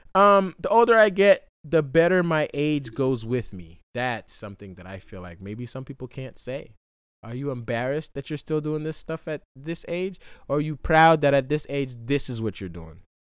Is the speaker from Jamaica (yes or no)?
yes; Jamaica; now in Hawaii, United States; in J-, Jamaica